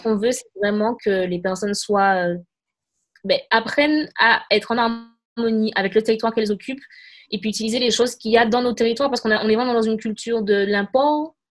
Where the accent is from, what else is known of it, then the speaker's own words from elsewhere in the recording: Martinique; je suis une Martiniquaise